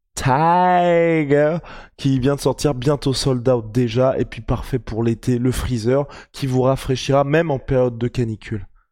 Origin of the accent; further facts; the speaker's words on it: France; nous, en tant que Français